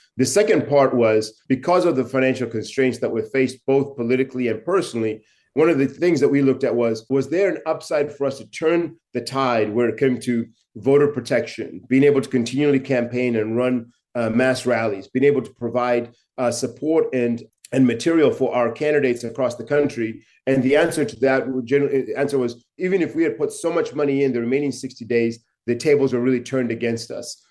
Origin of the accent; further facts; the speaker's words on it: Chinhoyi, Mashonaland West, Zimbabwe; my hometown in Chinoy